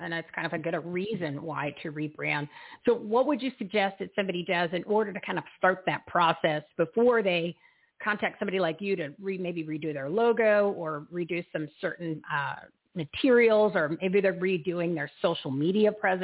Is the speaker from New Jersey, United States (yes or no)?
yes; Bridgewater, New Jersey, United States; I'm from Bridgewater, New Jersey. Grew up there.